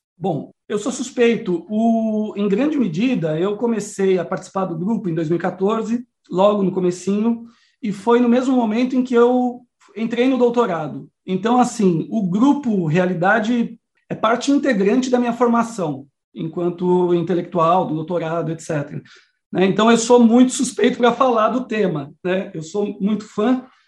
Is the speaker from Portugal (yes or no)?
no; ABC Paulista, São Paulo, Brazil; moved away; also born or lived in Amazon; eu sou de São Paulo, sou aí do ABC Paulista